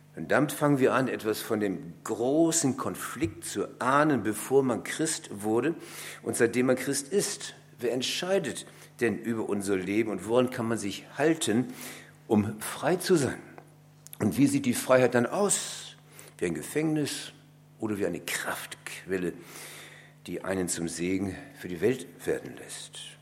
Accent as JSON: {"language": "German", "region": "Bremen", "country": "Germany", "said": "Ich komme aus einer Stadt, ich bin Bremer durch und durch"}